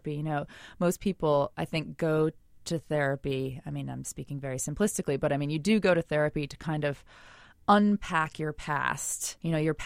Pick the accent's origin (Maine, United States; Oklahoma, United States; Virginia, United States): Maine, United States; Portland; I grew up in Portland, Maine, which is a couple of hours north of Salem, Massachusetts.